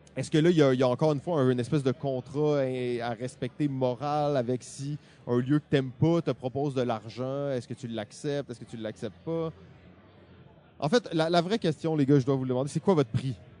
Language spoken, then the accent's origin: French; Quebec, Canada; on est québécois